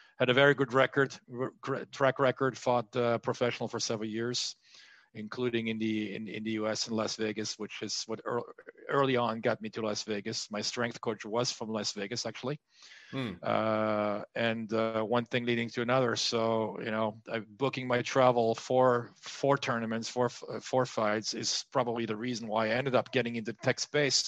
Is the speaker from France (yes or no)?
yes; France; moved away as an adult; also born or lived in United States; I moved from France to the U.S., spent 25 years there and came back in 2018